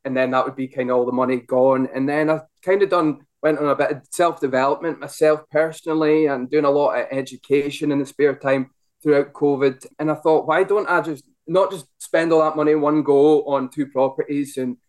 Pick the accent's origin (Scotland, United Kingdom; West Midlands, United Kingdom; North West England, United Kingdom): Scotland, United Kingdom; Ellon; now in Glasgow, United Kingdom; I'm from Ellen, where Phil obviously his main office is.